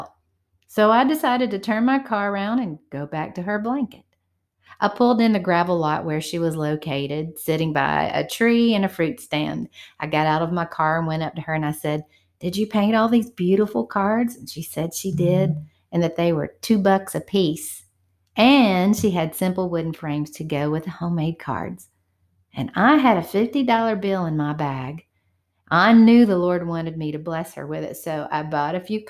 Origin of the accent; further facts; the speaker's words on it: Georgia, United States; my hometown here in Georgia